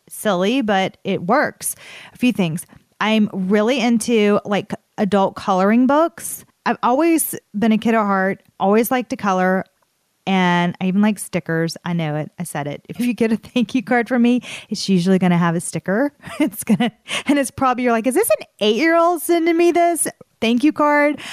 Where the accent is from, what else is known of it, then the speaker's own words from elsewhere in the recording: the South, United States; accent: Southern; my Southern accent